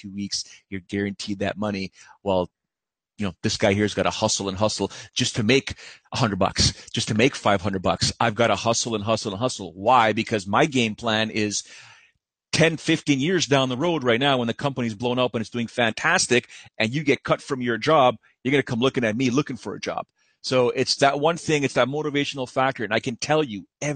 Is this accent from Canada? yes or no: yes; Canada; As a Canadian